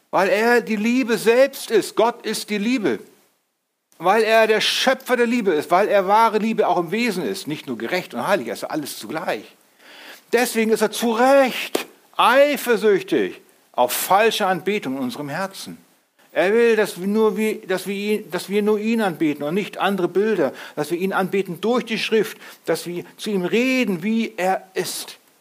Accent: Germany; wir sind, wir sind Deutsche

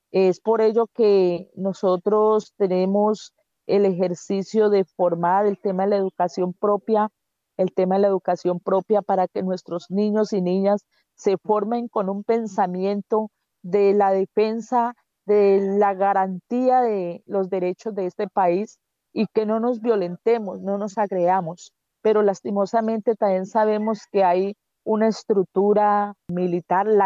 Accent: Colombia; como colombianos y colombianas que somos

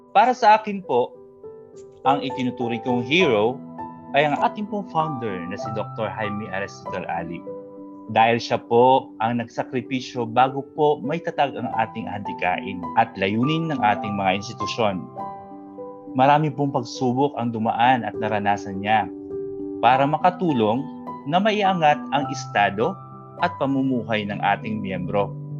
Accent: Bicol Region, Philippines; now in Bohol, Philippines; I am a Bicolano, but currently based here in Bohol

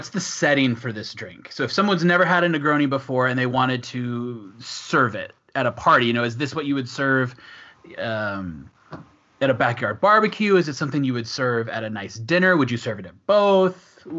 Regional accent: Washington, United States; moved away as an adult; now in Switzerland; Yeah, for me, I'm from Washington State

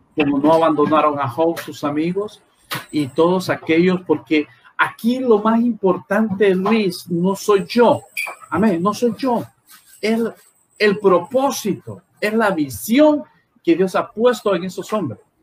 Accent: La Lima, Cortés, Honduras; nuestra tierra maravillosa, Señor, llamada Honduras

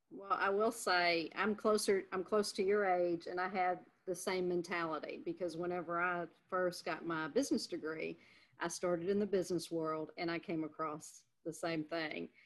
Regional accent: Louisiana, United States; moved away; Louisiana is my home state

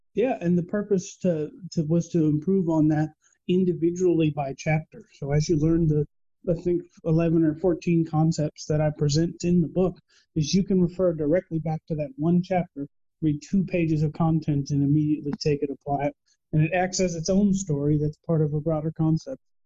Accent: Texas, United States; I am born and raised in Texas, where Spanish is a part of our daily lives

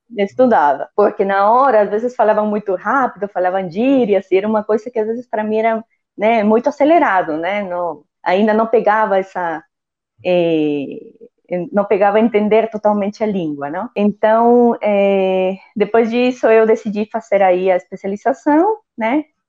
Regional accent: northern coast of Peru, Peru; first language Spanish; Portuguese is a second language; moved away as an adult; also born or lived in São Paulo, Brazil; now in Brazil; morava em uma cidade muito pequena, né, na, no, no, litoral norte do meu país, eu sou peruana.

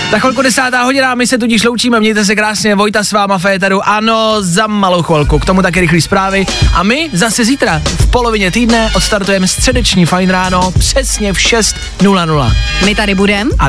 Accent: Olomouc Region, Czechia; A jako viděl jsem to, ale myslím, že tolik jsme to v tom tělocviku neměli a jsem z Olomouckého kraje.

